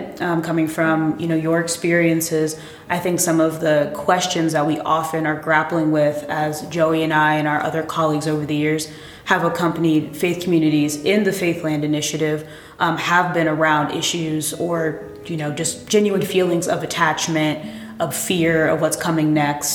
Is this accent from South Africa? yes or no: no; East Coast, United States; we also both are from the East Coast